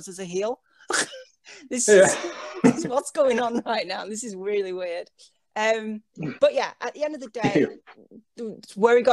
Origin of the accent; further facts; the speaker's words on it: England, United Kingdom; as a British person, or English person